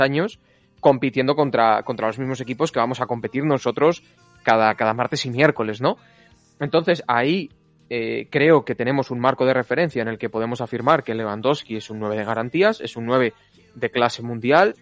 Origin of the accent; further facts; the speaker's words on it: Valladolid, Castile and León, Spain; al Valladolid de mi ciudad natal